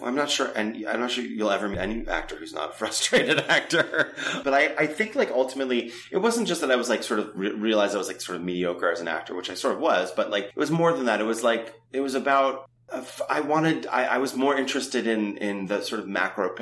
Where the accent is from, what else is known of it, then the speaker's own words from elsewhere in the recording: New York, United States; growing up in New York